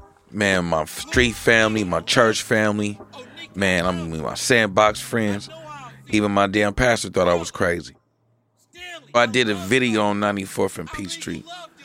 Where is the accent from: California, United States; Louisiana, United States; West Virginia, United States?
California, United States; Oakland; Then you got us in the flatlands in East Oakland.